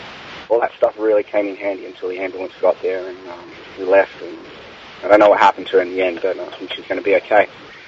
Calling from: Australia; Hi, Jack. I'm calling from Australia for episode 500.

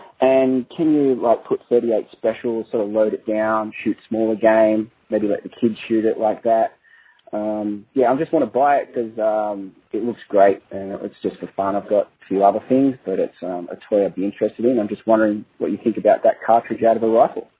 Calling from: Australia; I'm calling from Australia.

